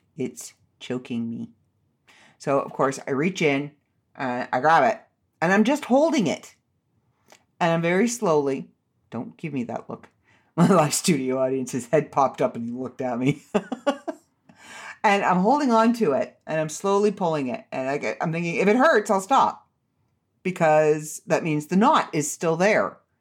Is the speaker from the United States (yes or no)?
no; Canada; I'm Canadian